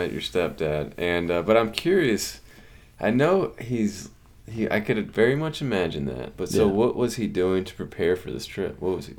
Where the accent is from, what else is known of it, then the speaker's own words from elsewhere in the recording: Houston, Texas, United States; where I grew up on the Houston Ship Channel, and we had plenty of piers.